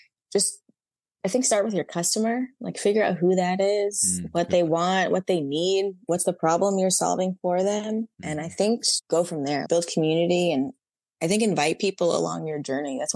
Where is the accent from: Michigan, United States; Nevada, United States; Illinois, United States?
Nevada, United States; Las Vegas; I grew up in Las Vegas.